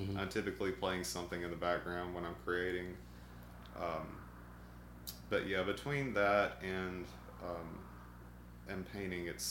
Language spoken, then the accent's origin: English; Arkansas, United States; moved away as an adult; also born or lived in Natchez, Mississippi / South Mississippi / New Orleans, Louisiana; now in Columbus, United States; I transferred with my dad up to Arkansas, and I started school there. And I lived there, finished high school